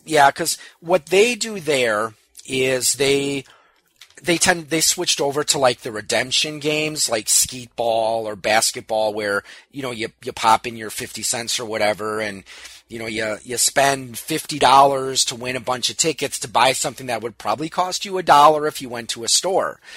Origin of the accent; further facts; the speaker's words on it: New Berlin, Wisconsin, United States; my hometown of New Berlin